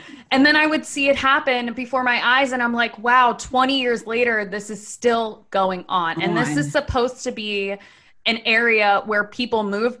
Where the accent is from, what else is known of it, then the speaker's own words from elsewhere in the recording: Laurel, Maryland, United States; Okay, so I'm from Laurel, Maryland, which if you're not from Maryland, it's a pretty big, I mean, it's like a pretty big town.